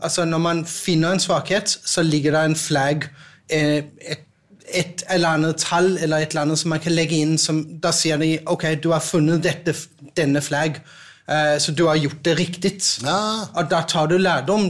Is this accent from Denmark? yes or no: yes; Denmark; Norwegian is a second language; now in Norway; jeg er dansk